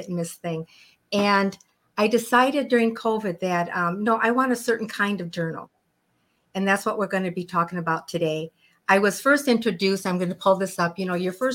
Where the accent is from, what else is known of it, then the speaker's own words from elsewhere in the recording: Chicago, Illinois, United States; moved away as an adult; now in Phoenix, United States; I'm from Chicago